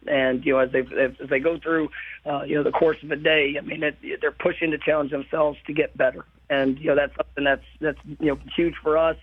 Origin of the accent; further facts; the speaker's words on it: Irving, Texas, United States; moved away as an adult; I grew up in the Metroplex. I, mo- I moved around, you know, quite a few times, but uh, but for my for my entire until I was 18 years old, I was in uh, in the in the Metroplex